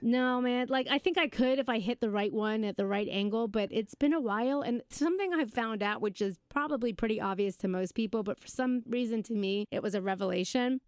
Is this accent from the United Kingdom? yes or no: yes; United Kingdom; We just made my teachers, uh, scones 'cause we're British